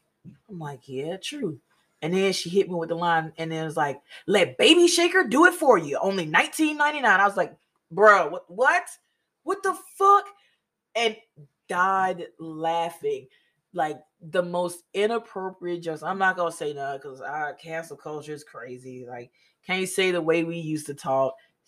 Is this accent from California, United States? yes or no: no; Mississippi, United States; And yeah, of course, I'm from Mississippi. Yeah, I picked up so much slang and lingo in the military.